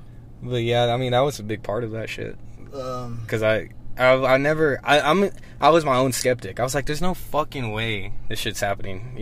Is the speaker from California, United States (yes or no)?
no; Monahans, Texas, United States; growing up in Monahans